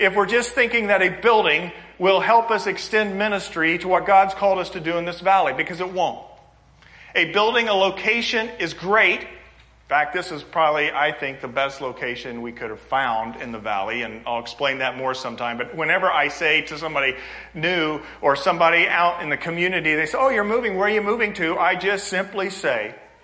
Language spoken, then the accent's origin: English; Indianapolis, Indiana, United States; I'm from Indianapolis